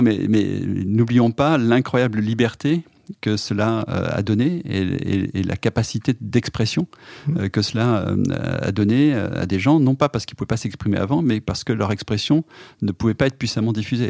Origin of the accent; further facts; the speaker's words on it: Clermont-Ferrand, Auvergne-Rhône-Alpes, France; moved away as an adult; now in Paris, France; je suis auvergnat, né à Clermont-Ferrand